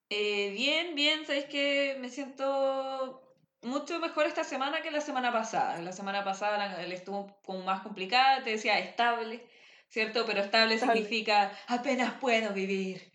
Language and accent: Spanish; Viña del Mar, Valparaíso, Chile; also born or lived in Santiago / Los Andes; Yo en realidad soy de Viña. O sea, nací en Santiago, pero viví ahí hasta como los seis años, después viví un tiempo en los Andes y después me vine a vivir a Viña